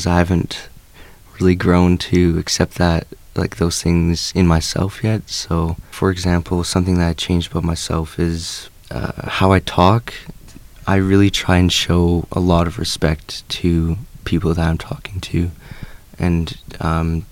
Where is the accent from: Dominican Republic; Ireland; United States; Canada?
Canada; Fort St. John, British Columbia; I was born in Fort St. John